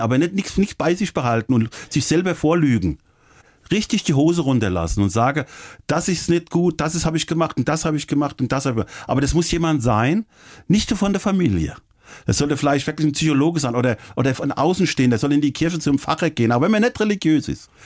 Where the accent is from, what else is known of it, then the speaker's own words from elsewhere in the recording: Offenbach am Main, Hesse, Germany; moved away; das war nicht weit von Offenbach, von meiner Heimat.